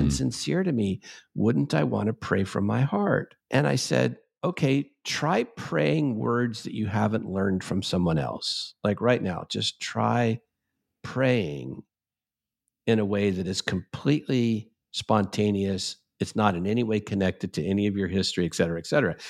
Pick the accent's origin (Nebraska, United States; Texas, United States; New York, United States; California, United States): California, United States; Santa Ana; When I was a little boy, I grew up in the United, First United Methodist Church, Santa Ana, California